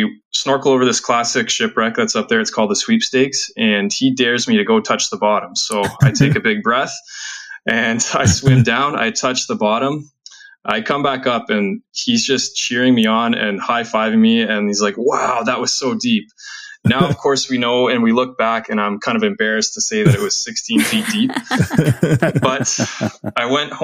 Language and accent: English; Orangeville, Ontario, Canada; I'm from Ontario, here in Canada, about an hour and a half northwest of Toronto in a small, tiny town called Orangeville.